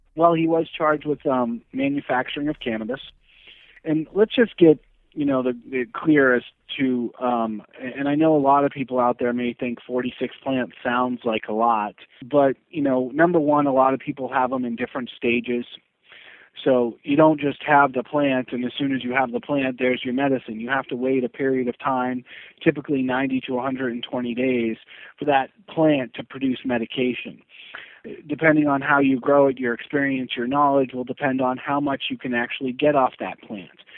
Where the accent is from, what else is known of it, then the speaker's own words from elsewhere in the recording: New Hampshire, United States; I'm originally from New Hampshire.